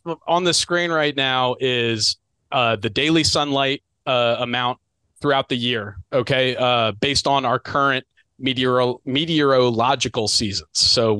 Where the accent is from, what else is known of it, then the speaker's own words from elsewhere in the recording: Mid-Atlantic, United States; I'm from the Mid-Atlantic.